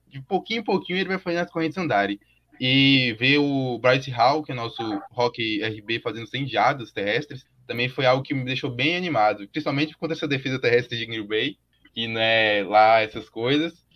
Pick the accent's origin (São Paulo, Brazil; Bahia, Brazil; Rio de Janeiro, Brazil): Bahia, Brazil; Vitória da Conquista; eu sou do interior da Bahia, de História da Conquista